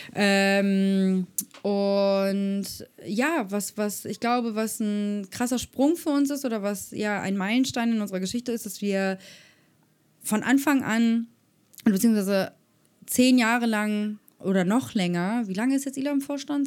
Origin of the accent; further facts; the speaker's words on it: Germany; ich bin privilegiert aufgewachsen in Europa, in Deutschland